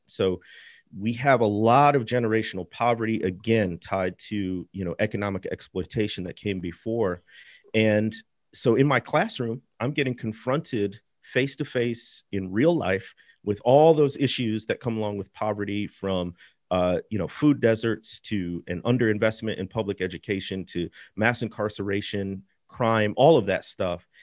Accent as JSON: {"language": "English", "region": "Midwest", "country": "United States", "tie": "born or raised there", "moved": "as an adult", "lives_now": "Mississippi, United States", "said": "I grew up in the Midwest, and, uh, we were not an especially religious family."}